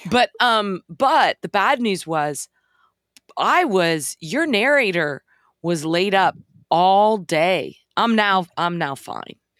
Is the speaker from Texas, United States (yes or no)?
yes; Dallas, Texas, United States; I grew up in Dallas